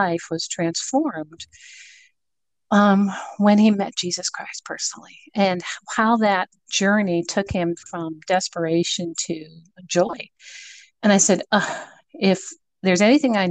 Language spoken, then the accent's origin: English; Boca Raton, Florida, United States; also born or lived in Connecticut; I'm originally from Connecticut, believe it or not, and my parents relocated, dragging three children with them, all under the age of 8, to Boca Raton. So I grew up in Boca Raton, Florida